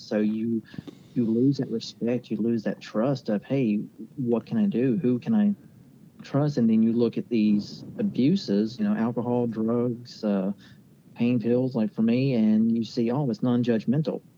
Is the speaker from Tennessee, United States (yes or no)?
no; Lesage, West Virginia, United States; I grew up uh, here in Lesage, so, you know, pretty local little spot right outside of Huntington along Route 2